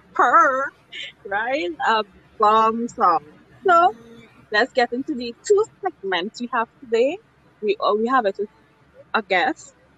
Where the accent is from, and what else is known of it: Trinidad & Tobago